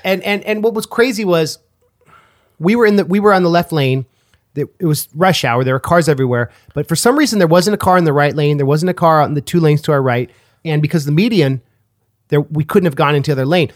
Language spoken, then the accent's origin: English; Oakland, California, United States; I was from Oakland